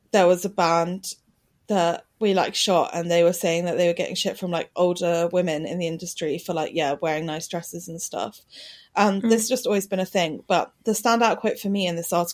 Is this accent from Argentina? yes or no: no; Brighton, South East England, United Kingdom; I grew up in Brighton during indie sleaze